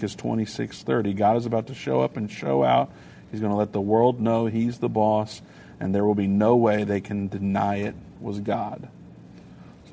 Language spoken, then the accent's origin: English; United States